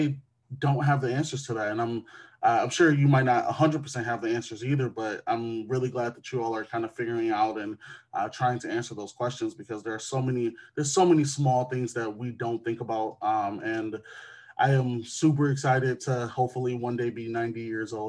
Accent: Wisconsin, United States; my home state of Wisconsin

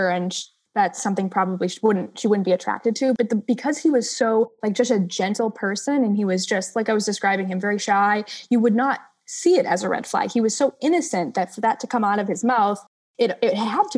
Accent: Massachusetts, United States; I'm from Massachusetts

